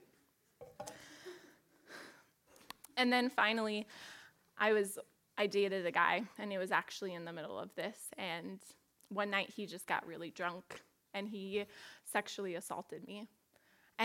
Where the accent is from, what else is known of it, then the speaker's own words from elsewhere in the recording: Portland, United States; moved away as an adult; I grew up in Portland and went to school at MSU